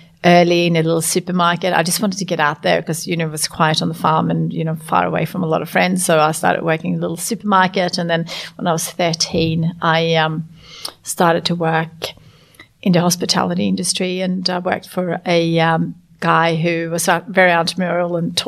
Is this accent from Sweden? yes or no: yes; Sweden; now in Australia; It was beautiful to grow up in Sweden. I grew up on a farm